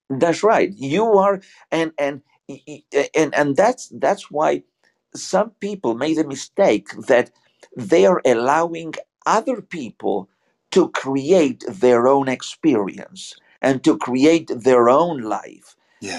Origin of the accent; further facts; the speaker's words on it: Buenos Aires, Argentina; English is a second language; also born or lived in Georgia, United States; now in Atlanta area, Georgia, United States; where I am from, uh, originally from uh, Buenos Aires, Argentina.